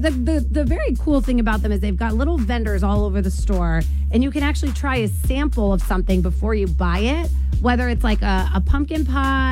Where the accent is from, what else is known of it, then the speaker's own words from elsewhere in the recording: New Jersey, United States; moved away as an adult; also born or lived in Syracuse, New York; now in Maine, United States; I am from New Jersey